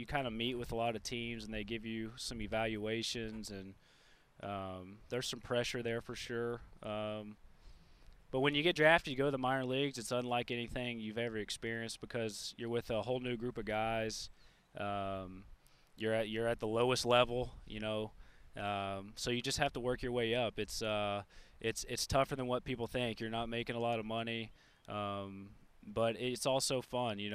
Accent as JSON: {"language": "English", "town": "Memphis", "region": "Tennessee", "country": "United States", "tie": "born or raised there", "said": "I grew up in Memphis, so, you know, unfortunately for Reds fans, that's Cardinals country"}